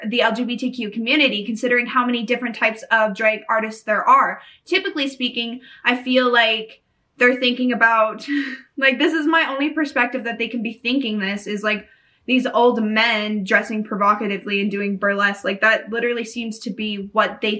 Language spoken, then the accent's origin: English; Canada; I'm coming from Canada